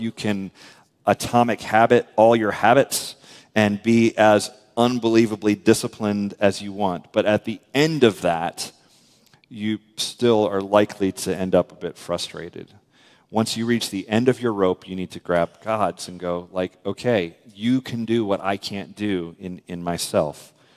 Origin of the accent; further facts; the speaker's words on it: United States; we're American